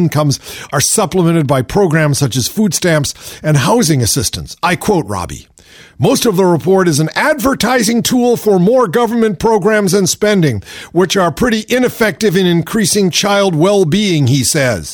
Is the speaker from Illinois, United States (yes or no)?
no; Shaker Heights, Ohio, United States; moved away; also born or lived in Los Angeles, California; I grew up in Shaker Heights, Ohio